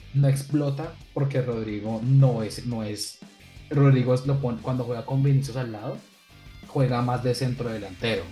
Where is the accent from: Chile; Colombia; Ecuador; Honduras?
Colombia; now in Valencia, Spain; somos dos jóvenes colombianos, sin embargo yo me encuentro en la ciudad de Valencia, España